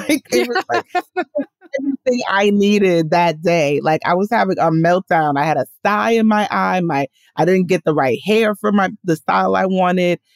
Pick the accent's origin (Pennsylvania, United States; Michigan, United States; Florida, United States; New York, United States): New York, United States; New York City; I was born and raised in Washington Heights, which is the neighborhood just above Harlem